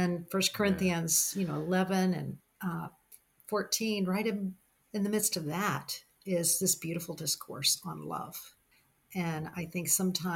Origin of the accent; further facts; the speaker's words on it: the South, United States; growing up in the South